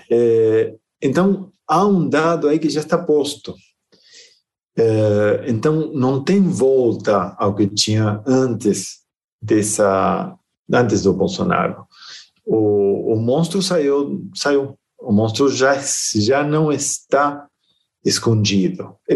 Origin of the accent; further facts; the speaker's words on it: Argentina; born there; Portuguese is a second language; apesar de que meu sotaque não permite perceber, eu, eu nasci na Argentina, né?